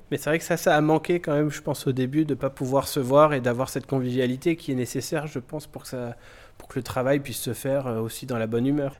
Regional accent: Illkirch-Graffenstaden, Grand Est, France; je suis originaire d'Ilkirch Grafenstaden

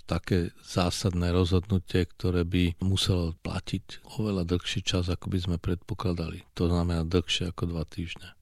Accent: Slovakia; akí sme my Slováci

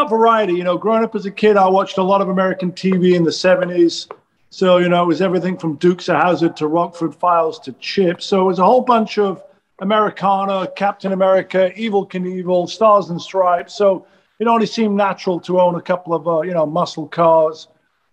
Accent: England, United Kingdom; moved away as an adult; now in Los Angeles, United States; growing up in England in the 70s.

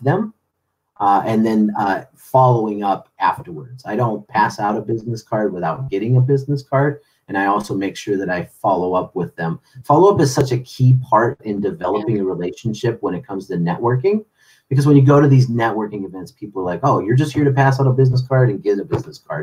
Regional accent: Chicago, Illinois, United States; now in San Diego, United States; growing up in Chicago

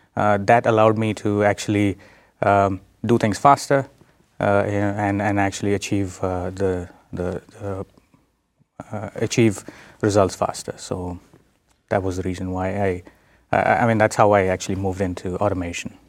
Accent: India; moved away as an adult; also born or lived in South Dakota, United States; now in United States; I'm, uh, originally from India. I was born in India. I did my, uh, bachelor's, uh, in India and then moved to the United States.

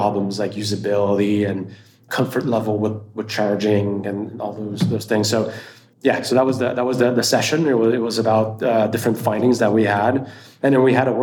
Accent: Montreal, Quebec, Canada; now in Austin, United States; I'm originally from Montreal, Canada. So worked out, even though I'm based out of Austin, Texas

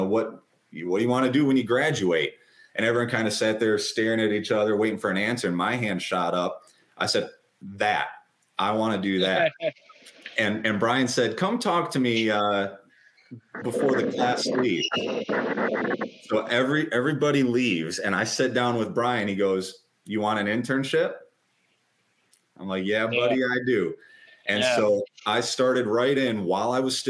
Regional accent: Michigan, United States; moved away as an adult; now in Florida, United States; But I was born and raised in Michigan

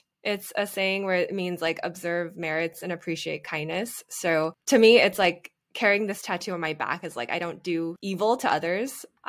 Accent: California, United States; I've spent my summers in Taiwan learning cultural immersion programs, spending time with family and whatnot, but the majority of the time was spent in California. I speak English most of the time, and my Mandarin is like kind of the level of a third grader

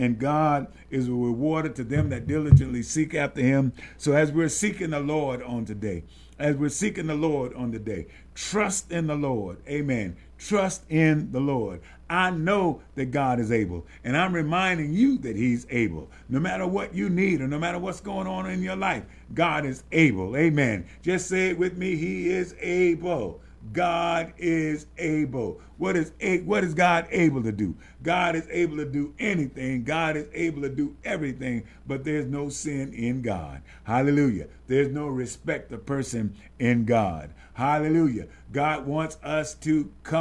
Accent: the South, United States; growing up in the South, that large family

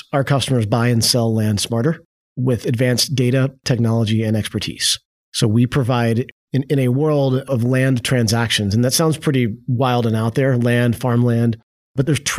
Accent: Little Rock, Arkansas, United States; also born or lived in Stuttgart / San Francisco; now in Fayetteville, United States; So yeah, I was born in Stuttgart, grew up in Little Rock, kind of going back and forth to Stuttgart

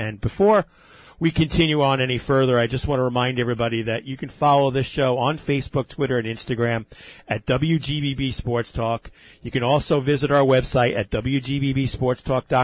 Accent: Levittown, New York, United States; Growing up in Levittown as a small, you know, close-knit community

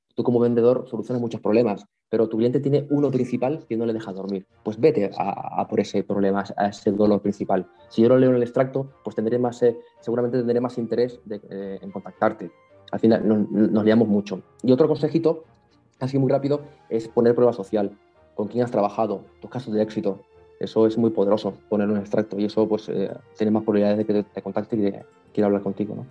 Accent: Canary Islands, Spain; soy de Canarias

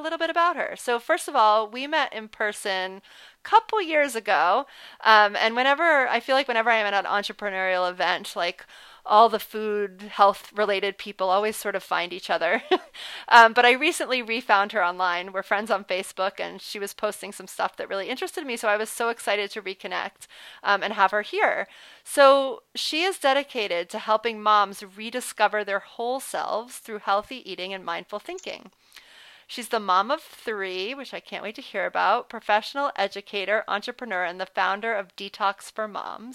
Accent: New Orleans, Louisiana, United States; I'm actually from New Orleans

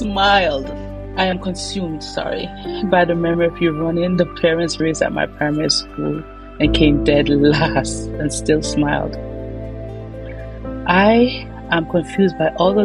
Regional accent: Jamaica; moved away as an adult; also born or lived in Barbados; now in Canada; I was born and raised in Jamaica.

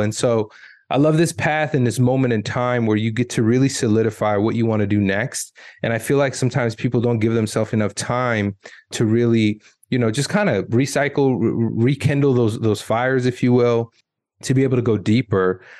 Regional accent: United States; I grew up in America

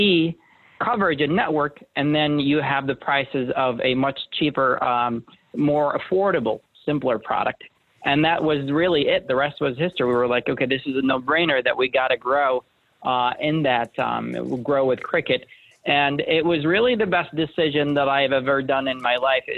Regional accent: Jordan; moved away as an adult; also born or lived in Syracuse, New York; now in United States; I was born and raised in Jordan, a place that not a lot of people are familiar

